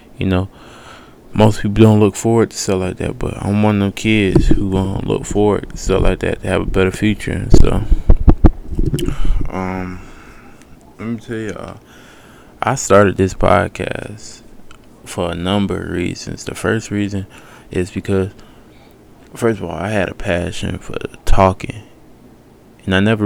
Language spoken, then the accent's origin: English; Decatur, Georgia, United States; I'm from Decatur, Georgia, East Atlanta